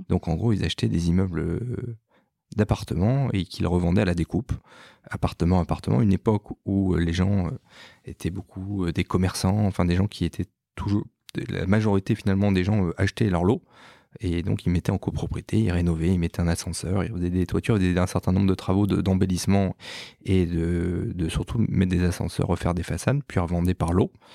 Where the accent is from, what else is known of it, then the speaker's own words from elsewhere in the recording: Strasbourg, Grand Est, France; moved away as an adult; also born or lived in Paris; né à Strasbourg. Je suis né en mai 1980, le lendemain de l'élection de François Mitterrand